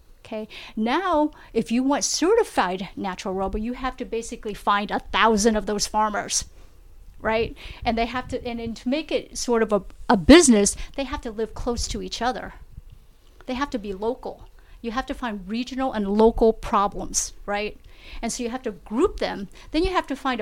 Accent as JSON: {"language": "English", "country": "Vietnam", "tie": "born or raised there", "moved": "yes", "said": "I was born in Vietnam."}